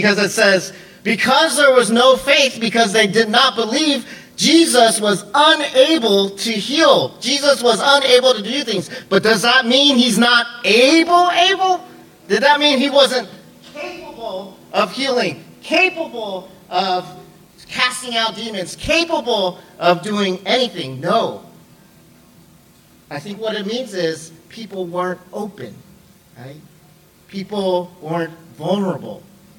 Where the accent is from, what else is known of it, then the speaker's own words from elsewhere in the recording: Seattle, Washington, United States; also born or lived in Hawaii / Samoa / Los Angeles / Texas; I was born in Hawaii, then we moved to Samoa, then we went to LA, then we went to Texas, then Georgia, and then Washington. And then within Washington, we moved around a lot. But I would say my hometown is Seattle.